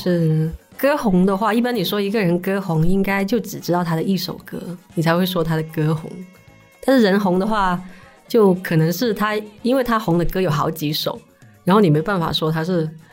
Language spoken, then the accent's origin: Chinese; Shanwei, Guangdong, China; 我是出生在上海那边嘛。嗯，嗯。然后我们那边就是佛教的那个氛围很好